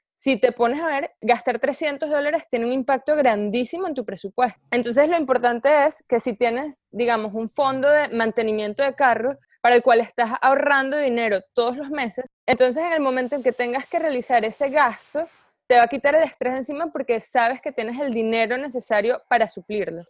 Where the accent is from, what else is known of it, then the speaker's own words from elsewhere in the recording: Venezuela; now in United States; venezolana viviendo en Estados Unidos